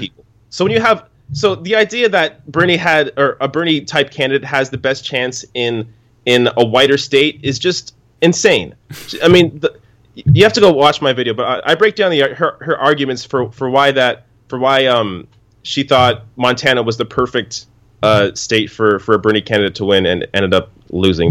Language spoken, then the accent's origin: English; Canada; me being Canadian